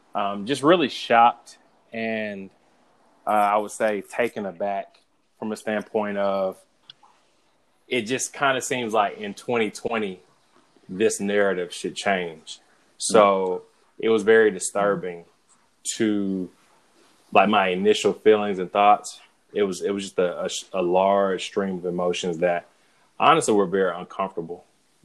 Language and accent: English; Southern United States, United States; is just from living in Atlanta, growing up in the South, I just really want to make sure that we approach these things from a way to build bridges